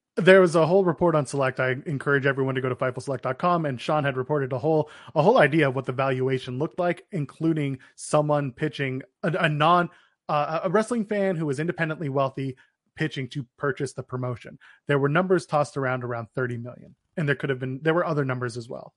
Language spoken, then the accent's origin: English; Canada; we're Canadian